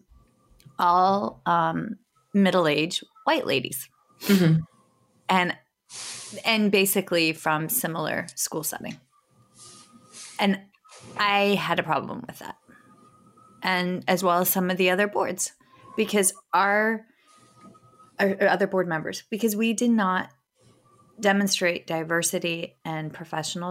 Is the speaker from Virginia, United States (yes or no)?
yes; White Oak, Virginia, United States; I grew up in White Oak, Virginia, which is outside of Fredericksburg